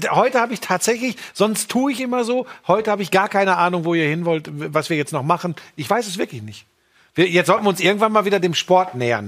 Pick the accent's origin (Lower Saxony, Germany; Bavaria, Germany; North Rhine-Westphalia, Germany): North Rhine-Westphalia, Germany; Ruhr area; weil ich in der Nähe aufgewachsen bin, weil ich ein Kind des Ruhrgebiets bin